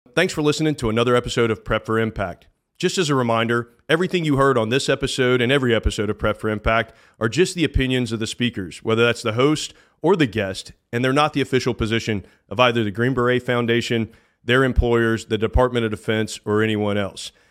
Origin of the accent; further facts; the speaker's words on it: Georgia, United States; now in Florida, United States; I grew up in Georgia